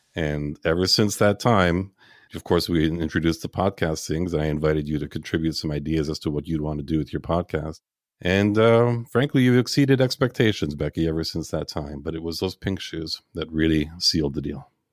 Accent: Montreal, Quebec, Canada; I was born and raised in Montreal

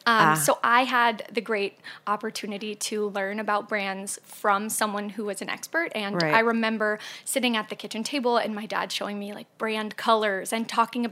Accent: Indianapolis, Indiana, United States; now in New York, United States; I grew up in Indianapolis, Indiana.

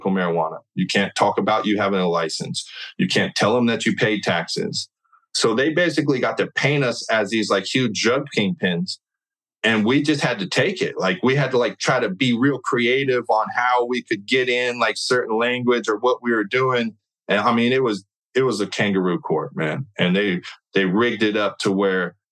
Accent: California, United States; I'm from California

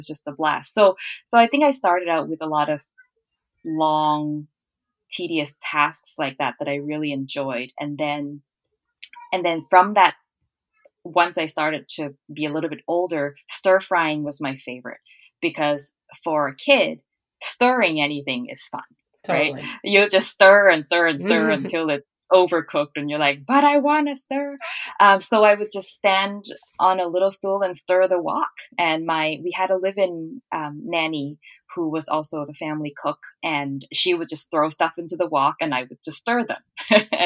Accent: Hat Yai, Songkhla, Thailand; moved away as an adult; also born or lived in Bangkok; now in Vancouver, Canada; So I grew up in southern Thailand in a town called Hat Yai, and I was there until I was about 12, and then we moved to Bangkok after that.

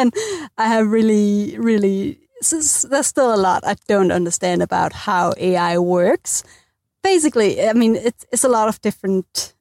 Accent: Denmark; moved away as an adult; now in Dunedin, New Zealand; I'm originally from Denmark

